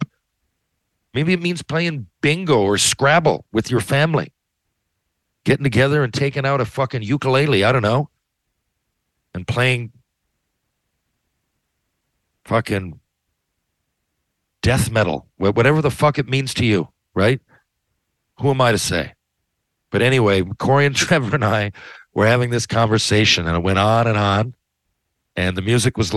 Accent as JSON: {"language": "English", "region": "Newfoundland and Labrador", "country": "Canada", "said": "being at home in Newfoundland"}